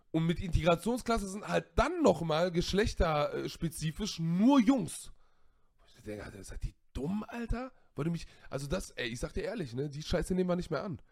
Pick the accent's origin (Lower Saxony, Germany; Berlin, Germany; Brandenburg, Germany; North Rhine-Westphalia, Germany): North Rhine-Westphalia, Germany; Siegburg; Ich bin in Siegburg geboren, ich habe Familie in Siegburg, in Köln